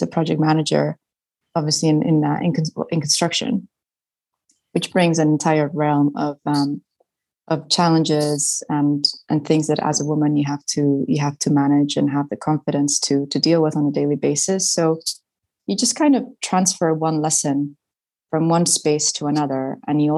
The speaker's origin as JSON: {"language": "English", "country": "Spain", "tie": "born or raised there", "also_born_or_lived": "United States", "first_language": "Spanish", "second_language": "English", "moved": "as an adult", "said": "I went to British schools in Spain. So it just generally made sense to keep studying in English because my mother tongue is Spanish"}